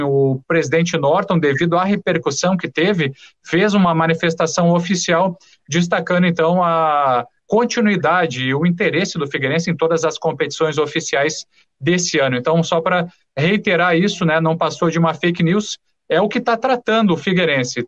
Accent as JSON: {"language": "Portuguese", "town": "Santa Maria", "region": "Rio Grande do Sul", "country": "Brazil", "tie": "born or raised there", "moved": "as an adult", "lives_now": "Florianópolis, Brazil", "said": "Santa Maria, Rio Grande do Sul"}